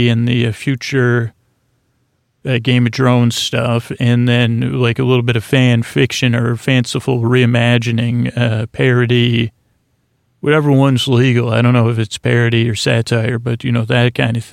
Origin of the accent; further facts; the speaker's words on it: Syracuse, New York, United States; I'm from Syracuse